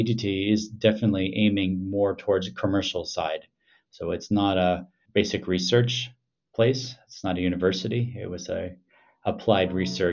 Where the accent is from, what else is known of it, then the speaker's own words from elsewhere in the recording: Milwaukee, Wisconsin, United States; moved away as an adult; also born or lived in Madison, Wisconsin / Ann Arbor, Michigan / Boston, Massachusetts / Bern, Switzerland; now in Helsinki, Finland; I'm originally from Milwaukee, Wisconsin.